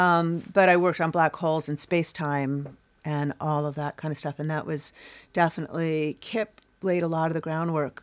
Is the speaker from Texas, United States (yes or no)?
no; Chicago, Illinois, United States; moved away as an adult; now in New York, United States; grew up in Chicago